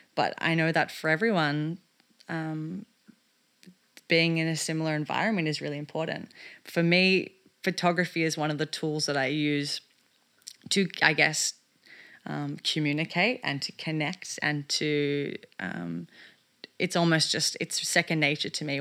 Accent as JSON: {"language": "English", "town": "Melbourne", "region": "Victoria", "country": "Australia", "tie": "born or raised there", "moved": "yes", "said": "the work that I wanted to do here in my hometown of Melbourne"}